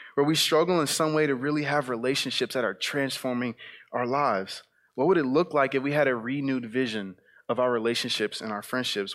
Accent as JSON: {"language": "English", "town": "South Bend", "region": "Indiana", "country": "United States", "tie": "born or raised there", "moved": "yes", "said": "my time back in South Bend, Indiana, growing up on the West Side"}